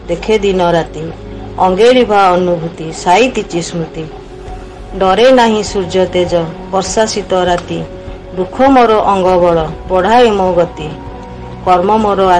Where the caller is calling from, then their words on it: Rourkela, Odisha, India; ରାଉରକେଲାରୁ କହୁଛି